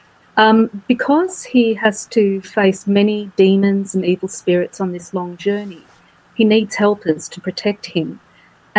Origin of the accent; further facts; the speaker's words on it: Australia; people of my generation, I'm middle-aged, so Gen Xers here in Australia, grew up coming home from school and watching a Japanese TV show called Monkey, which we all call Monkey Magic